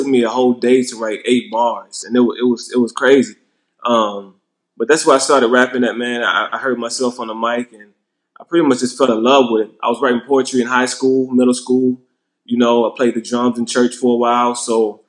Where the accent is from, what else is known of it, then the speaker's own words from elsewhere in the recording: Black Belt, Alabama, United States; also born or lived in Montgomery, Alabama; I was born in Montgomery because that's the nearest hospital. And that's about 35 minutes from Black Belt, Alabama, which is in the deep country